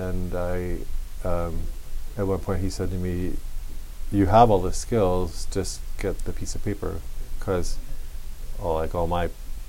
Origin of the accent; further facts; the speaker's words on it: Hawaii, United States; I mean, I loved growing up in Hawaii, but I wanted a bigger place.